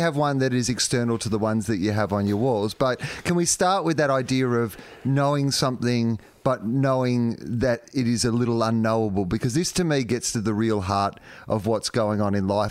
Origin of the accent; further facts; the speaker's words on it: Victoria, Australia; I was from Victoria